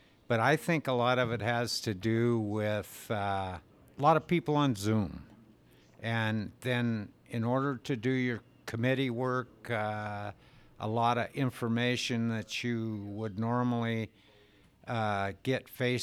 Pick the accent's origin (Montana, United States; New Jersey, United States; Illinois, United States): Montana, United States; Colstrip; I'm from Colstrip, Montana.